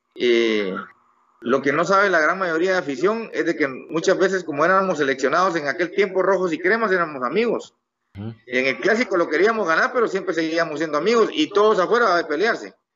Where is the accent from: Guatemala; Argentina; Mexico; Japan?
Guatemala; soy guatemalteco con todo orgullo